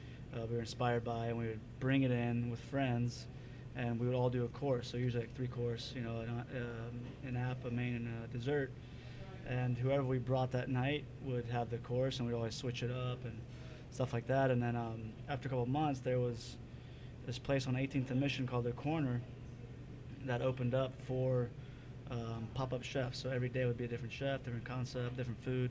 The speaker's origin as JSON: {"language": "English", "town": "Cincinnati", "region": "Ohio", "country": "United States", "moved": "yes", "lives_now": "San Francisco, United States", "said": "Originally from Cincinnati, Ohio"}